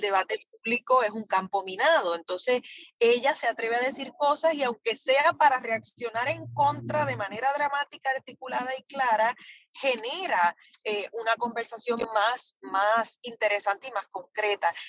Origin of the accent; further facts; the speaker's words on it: Puerto Rico; como puertorriqueños y puertorriqueñas